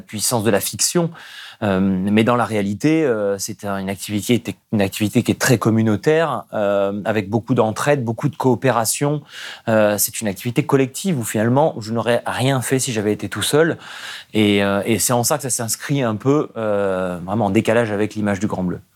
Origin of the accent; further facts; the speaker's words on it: Nice, Provence-Alpes-Côte d'Azur, France; J'ai grandi à Nice